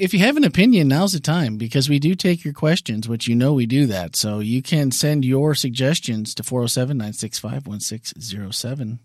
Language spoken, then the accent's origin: English; Wisconsin, United States; I'm from Wisconsin